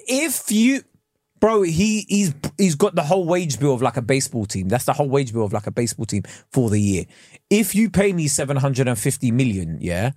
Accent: England, United Kingdom; I am British

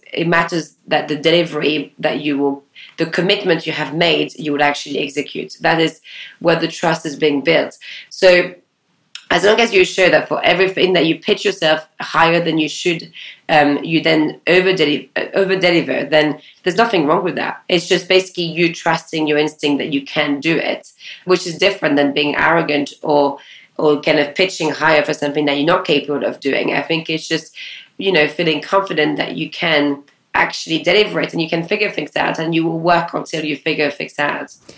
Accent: France; moved away; I grew up in Ile which is a tiny island off the west coast of France

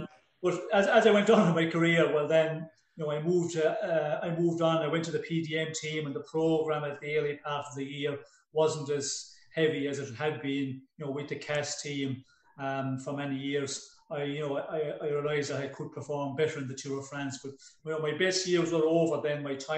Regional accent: Ireland; moved away as an adult; when I came from Ireland in 74 and went abroad to ride some races

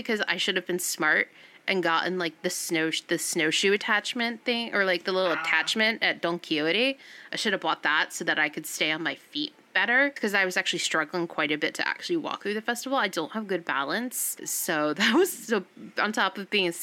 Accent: United States; also born or lived in New England; now in San Francisco, United States; I grew up outside of New York. I used to go into Manhattan and stuff all the time

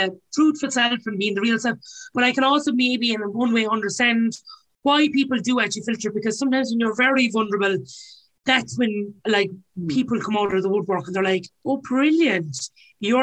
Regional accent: Ireland; us as Irish

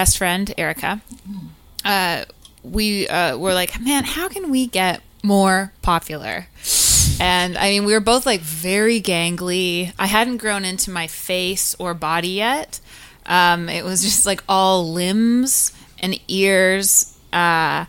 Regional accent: Burnaby, British Columbia, Canada; I'm from North Burnaby

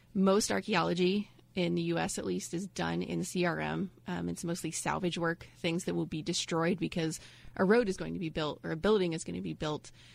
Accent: Ohio, United States; moved away as an adult; also born or lived in Indianapolis; now in Florida, United States; I'm from Ohio up north, and we have you know winters and snow

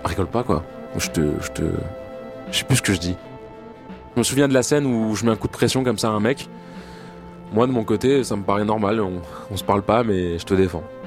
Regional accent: France; je suis français, j'ai 27 ans

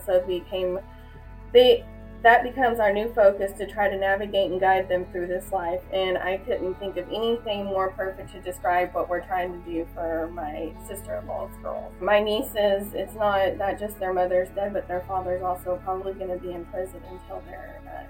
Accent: Okmulgee, Oklahoma, United States; I'm from Okmulgee, Oklahoma.

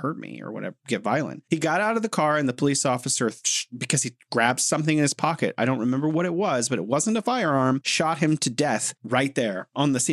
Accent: United States; I'm an American

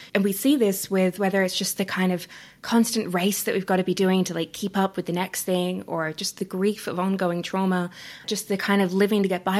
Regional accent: Australia; accent: Australian; now in Canada; I'm Australian, if you can hear my accent

